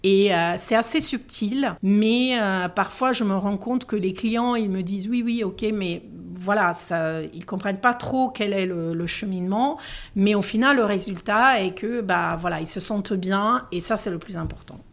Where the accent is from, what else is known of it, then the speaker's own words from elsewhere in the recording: Milan, Lombardy, Italy; accent: Italian; French is a second language; moved away as an adult; also born or lived in Paris, France; now in Aix-en-Provence, France; J'ai fait mes études à Milan. Je suis de Milan